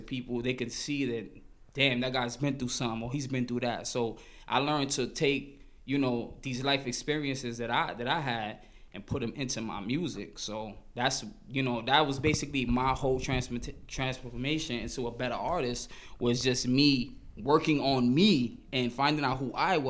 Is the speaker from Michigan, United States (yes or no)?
no; New York City, New York, United States; growing up in Crown Heights